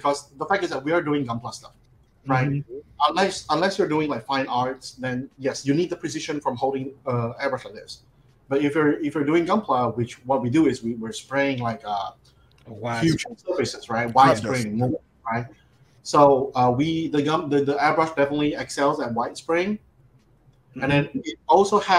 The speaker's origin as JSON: {"language": "English", "country": "Malaysia", "said": "I'm from Malaysia."}